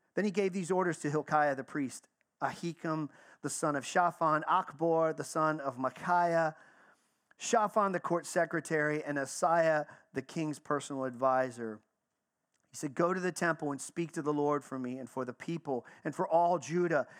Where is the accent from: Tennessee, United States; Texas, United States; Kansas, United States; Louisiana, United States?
Texas, United States; I grew up in the South. I grew up in Texas